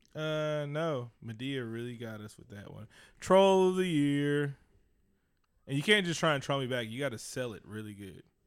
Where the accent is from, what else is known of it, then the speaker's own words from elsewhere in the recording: Oakland, California, United States; I'm from East Oakland, California.